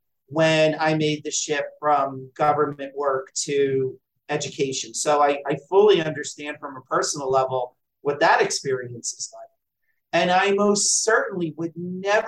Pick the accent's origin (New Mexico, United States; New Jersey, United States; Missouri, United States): New Jersey, United States; my home state of New Jersey